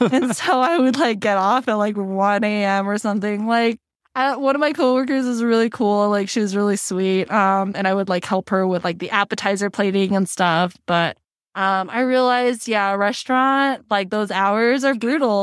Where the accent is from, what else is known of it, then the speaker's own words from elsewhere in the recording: Cerritos, California, United States; moved away as an adult; also born or lived in Thousand Oaks, California; now in Denver, United States; I'm originally from Cerritos in Southern California, border of L A and Orange